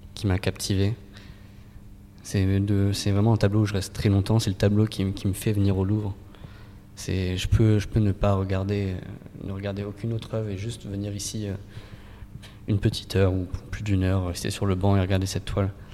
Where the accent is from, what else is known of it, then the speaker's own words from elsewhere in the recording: Île-de-France, France; proches de là où je peins, de là où j'ai grandi